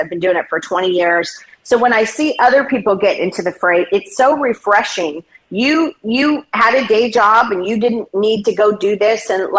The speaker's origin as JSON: {"language": "English", "region": "Oklahoma", "country": "United States", "tie": "born or raised there", "moved": "yes", "lives_now": "San Diego, United States", "said": "Oklahoma, my home state, my original home state."}